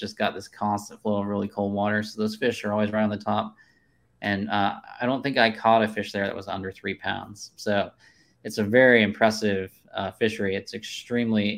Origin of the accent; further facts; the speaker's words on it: Kansas, United States; moved away; I grew up in Kansas